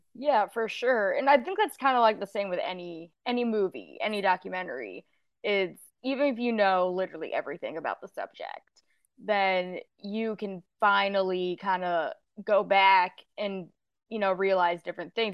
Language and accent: English; Houston, Texas, United States; it's also my hometown. It's where I was born, where I was raised, uh, where I lived until I went off to college, where I live now